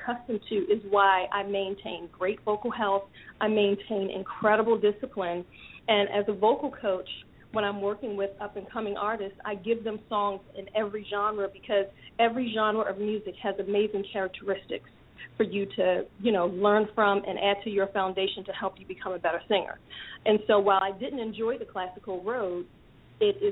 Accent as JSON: {"language": "English", "town": "Baltimore", "region": "Maryland", "country": "United States", "tie": "born or raised there", "said": "I'm born and raised in Baltimore, Maryland."}